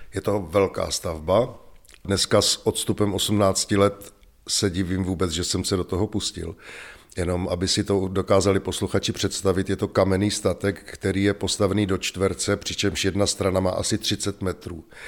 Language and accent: Czech; Rapotín, Olomouc Region, Czechia; also born or lived in Šumperk; now in Květná, Czechia; Já pocházím z malé vesnice, kousek od Šumperka, eh, asi budete znát zámek ve Velkých Losinách. A já jsem se narodil tedy v porodnici v Šumperku a nicméně vyrůstal jsem asi pět minut cesty od zámku v Velkých Losinách ve vesnici, která se jmenuje Rapotín.